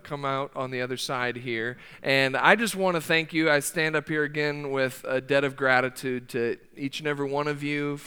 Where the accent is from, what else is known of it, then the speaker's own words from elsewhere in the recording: Sioux Falls, South Dakota, United States; moved away as an adult; now in Oklahoma, United States; I grew up in South Dakota, and I actually grew up about 5 miles south of Sioux Falls